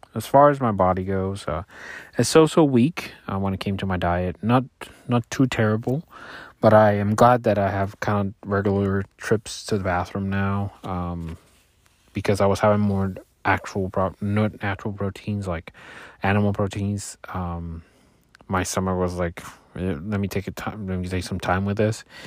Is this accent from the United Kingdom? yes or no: no; Puerto Rico; I grew up in Puerto Rico